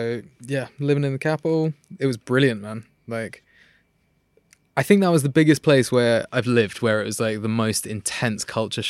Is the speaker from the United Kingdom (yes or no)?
yes; London, United Kingdom; London, southwest.